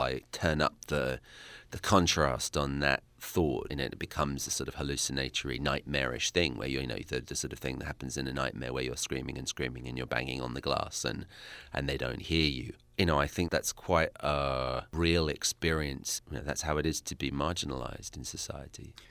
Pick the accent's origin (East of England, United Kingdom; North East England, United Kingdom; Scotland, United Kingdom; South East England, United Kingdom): East of England, United Kingdom; Essex; accent: British; I'm from Essex, which is to London what, let's say, Jersey is to New York.